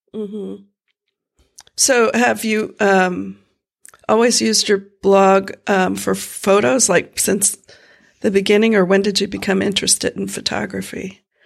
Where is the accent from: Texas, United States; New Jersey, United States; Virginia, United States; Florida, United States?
Florida, United States; moved away; I grew up in Florida